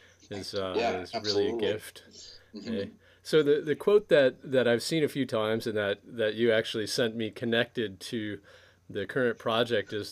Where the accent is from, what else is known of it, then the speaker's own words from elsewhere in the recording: Michigan, United States; I'm from Michigan, just over the border from Ontario